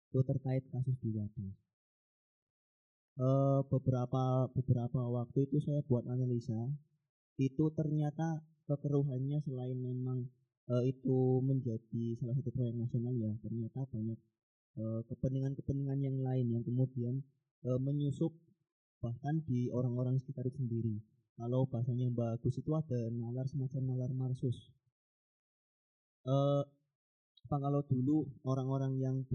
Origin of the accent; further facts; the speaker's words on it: Tegal, Central Java, Indonesia; now in Purworejo, Indonesia; kebetulan saya domisili di Purworejo, tapi asal saya dari Tegal.